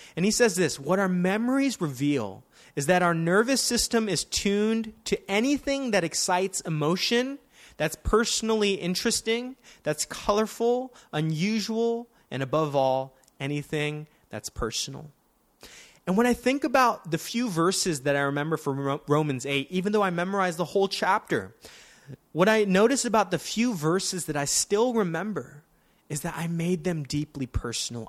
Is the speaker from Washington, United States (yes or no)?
no; Daly City, California, United States; I grew up in Daly City